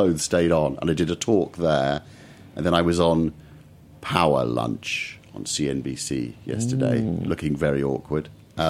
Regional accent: London, United Kingdom; I'm from London.

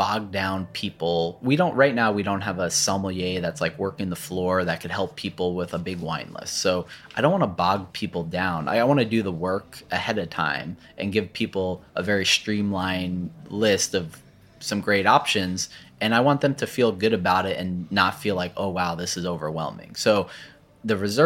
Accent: New Jersey, United States; I'm from New Jersey

